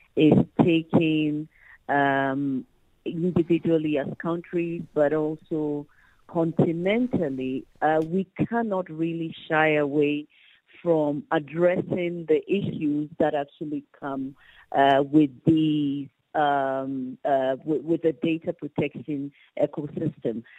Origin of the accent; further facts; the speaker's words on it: Ghana; I come from Ghana